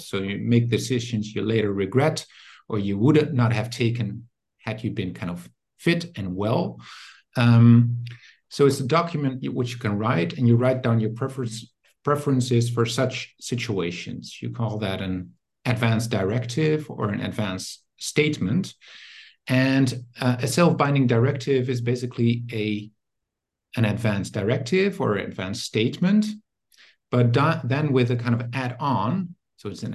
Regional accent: Netherlands; now in Germany; I'm originally from the Netherlands, but I work in Germany now

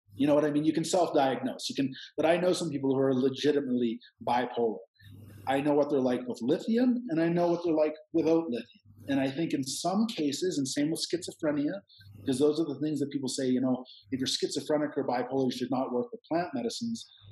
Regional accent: Canada; now in Peru; I'm Canadian

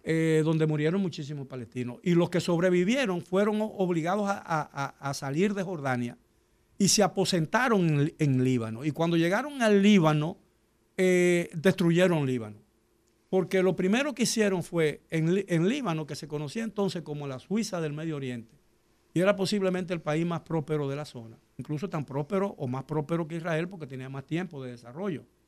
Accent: Dominican Republic; yo soy dominicano porque nací en la República Dominicana

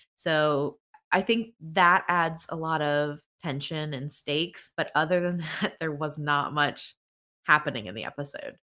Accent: Pennsylvania, United States; I'm from Pennsylvania

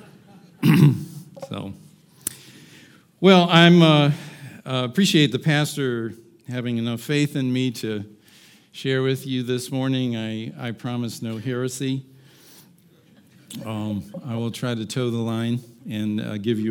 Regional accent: Chesapeake, Virginia, United States; when I grew up in Virginia, Chesapeake, Virginia

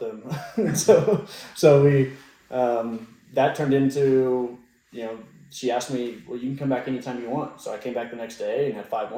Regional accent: Oklahoma City, Oklahoma, United States; moved away as an adult; also born or lived in Oahu, Hawaii / Kauai, Hawaii; now in Oklahoma City, United States; I'm from Oklahoma City, so we're Oklahoma born and raised

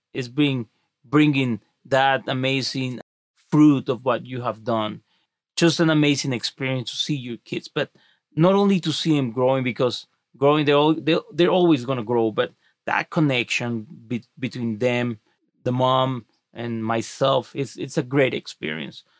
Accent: Mexico; now in United States; I wasn't born in the United States. I was born in Mexico.

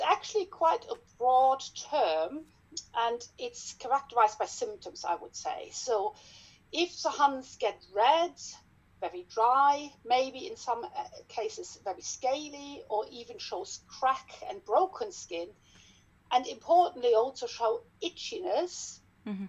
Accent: Germany; accent: German; English is a second language; moved away as an adult; also born or lived in Hanover, Germany; now in Leeds, United Kingdom; I trained in dermatology back in Germany. Yes, you can hear from my accent probably

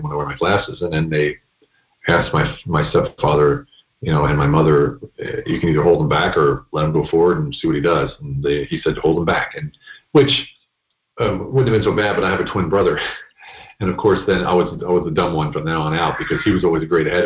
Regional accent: central Pennsylvania, United States; moved away as an adult; also born or lived in Budapest, Hungary; now in Hungary; I grew up in central Pennsylvania

